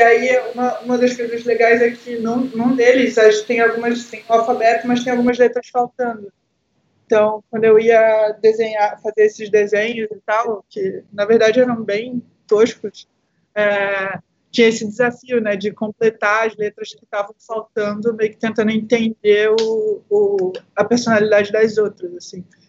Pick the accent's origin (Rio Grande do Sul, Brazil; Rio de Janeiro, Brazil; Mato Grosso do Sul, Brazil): Rio de Janeiro, Brazil; interior of; na cidade de onde eu vim, né, aqui do interior do Rio de Janeiro